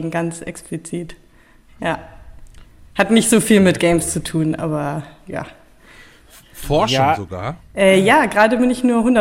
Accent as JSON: {"language": "German", "town": "Bonn", "region": "North Rhine-Westphalia", "country": "Germany", "tie": "born there", "lives_now": "Berlin, Germany", "said": "Äh, ich komme aus Berlin. Also gebürtig komme ich eigentlich aus Bonn. Das muss man immer sagen, wenn man aus Berlin kommt, wo man eigentlich herkommt."}